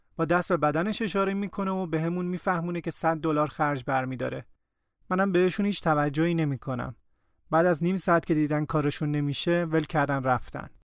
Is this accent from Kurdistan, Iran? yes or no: no; Shiraz, Fars, Iran; moved away; همه عمرم دلم نمیخواست از شیراز دور بشم